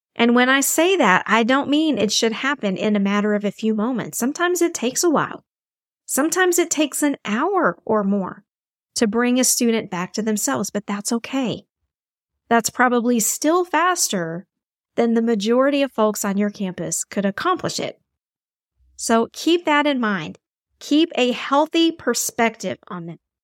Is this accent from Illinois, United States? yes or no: no; Texas, United States; my home state of Texas